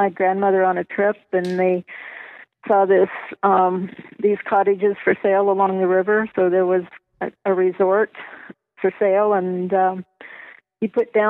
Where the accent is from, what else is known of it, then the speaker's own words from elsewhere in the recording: Rocky Mountains, United States; also born or lived in Culver City, California; my parents moved me to the Rocky Mountains when I was two